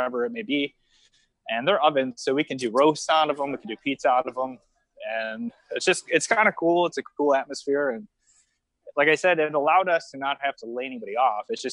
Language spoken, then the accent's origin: English; Niagara Falls, New York, United States; moved away as an adult; now in Fort Lauderdale, United States; I'm from Niagara Falls, New York, originally.